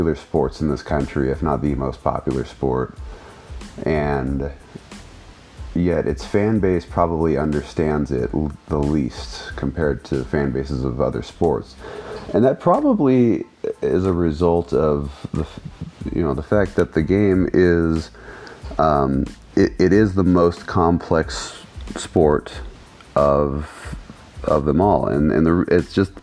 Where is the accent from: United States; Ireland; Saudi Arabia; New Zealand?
United States; also born or lived in Sacramento; us Americans